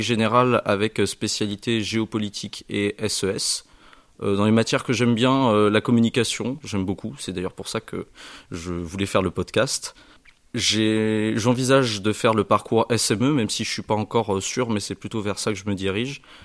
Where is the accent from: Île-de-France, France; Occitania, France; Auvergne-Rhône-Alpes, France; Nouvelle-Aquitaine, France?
Nouvelle-Aquitaine, France; Saintes; now in Périgueux, France; Moi, je viens de Sainte, donc en Charente-Maritime, pas très loin de La Rochelle